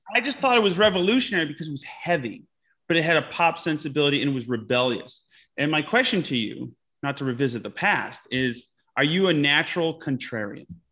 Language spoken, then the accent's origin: English; Utica, New York, United States; I grew up in a little town called Utica, New York.